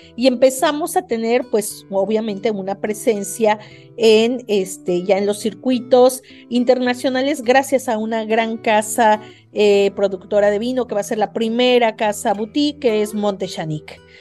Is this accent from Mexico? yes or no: yes; Mexico City, Mexico; moved away as an adult; now in Tijuana, Mexico; yo soy de la Ciudad de México, me vine a estudiar aquí eh, una maestría